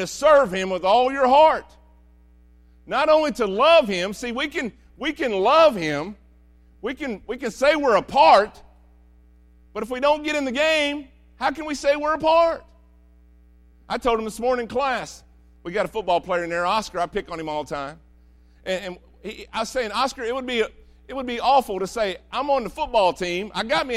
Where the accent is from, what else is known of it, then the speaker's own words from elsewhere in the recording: United States; I love being American.